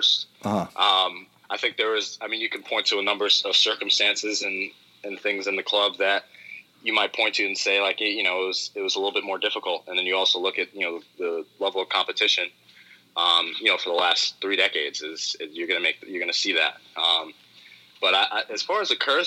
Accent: New York, United States; Speaking as a New Yorker

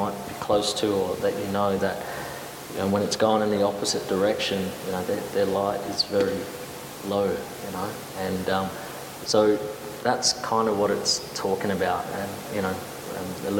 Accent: Adelaide, South Australia, Australia; I grew up near Semaphore

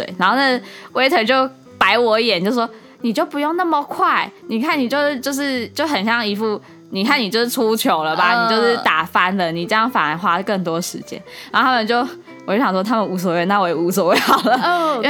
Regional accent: Japan; Chinese is a second language; 我们日本人好像总共，我们我们那一区，我们工跟我们一起工作有两个

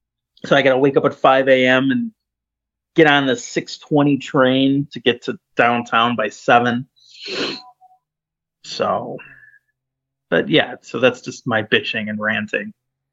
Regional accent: United Kingdom; Look at me. I'm British.

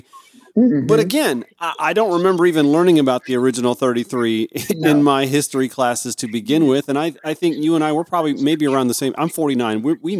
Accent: Harlem, Georgia, United States; now in Atlanta, United States; I grew up outside Augusta, Georgia

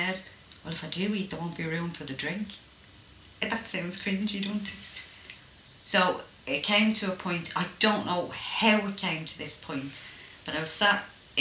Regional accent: Ireland; I was brought up in Ireland

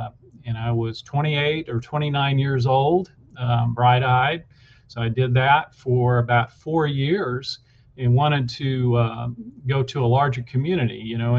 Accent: central Kansas, United States; moved away as an adult; now in Wichita Falls, United States; I'm from Kansas. I'm from central Kansas, born and raised there. So all of my family is still in Kansas. Grew up in a rural community, went to college in Kansas, went to undergraduate school at Washburn University in Topeka, Kansas

